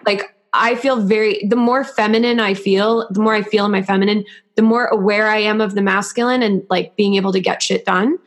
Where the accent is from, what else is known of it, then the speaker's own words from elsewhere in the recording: New York, United States; As a New Yorker